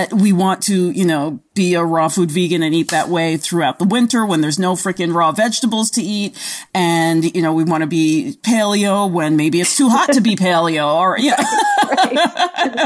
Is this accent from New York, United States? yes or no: yes; New York City, New York, United States; moved away; I grew up in the Bronx